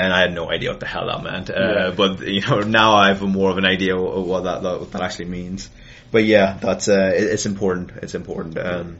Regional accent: Ireland; So I'm from Ireland.

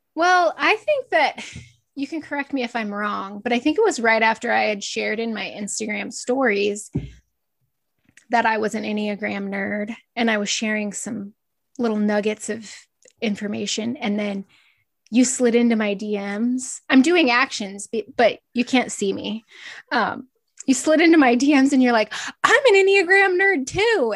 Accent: Northeast Nebraska, United States; I grew up in Northeast Nebraska on a small feed yard

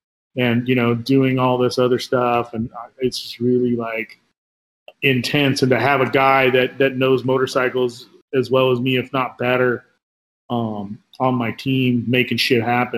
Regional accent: Southern California, United States; moved away as an adult; also born or lived in Los Angeles; now in Phoenix, United States; growing up in SoCal and living

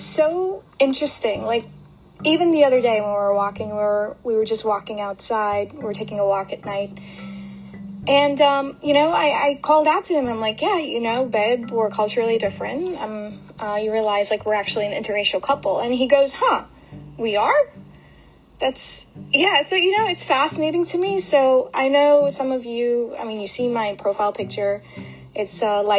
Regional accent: United States; also born or lived in Brooklyn, New York / New Jersey; I am Indian-American.

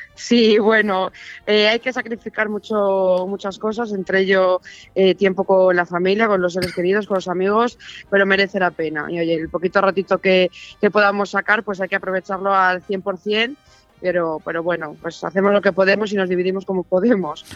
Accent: Arroyo de la Encomienda, Castile and León, Spain; llevo viviendo eh, en este municipio desde que nací

